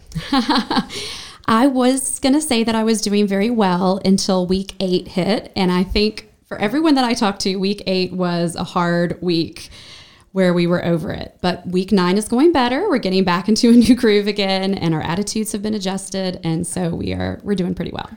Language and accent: English; Brevard, North Carolina, United States; also born or lived in Asheville; I spent the first thirteen years in Brevard